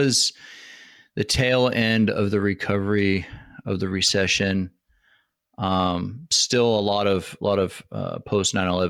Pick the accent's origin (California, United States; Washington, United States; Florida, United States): Washington, United States; you live in my home state in Washington.